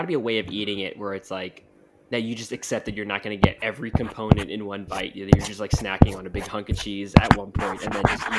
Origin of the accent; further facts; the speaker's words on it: Austria; This is offensive to my sensibilities, and I am from Austria.